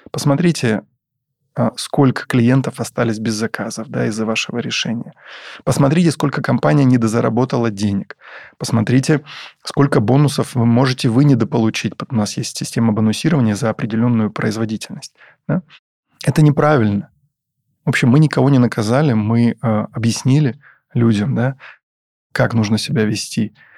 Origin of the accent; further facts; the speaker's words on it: Taganrog, Rostov Oblast, Russia; в Таганроге, в моем родном городе